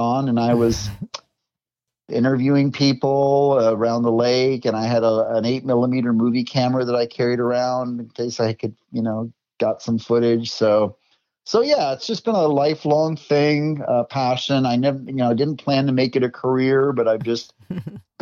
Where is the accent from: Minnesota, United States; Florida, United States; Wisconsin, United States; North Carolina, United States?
Minnesota, United States; I grew up in Minnesota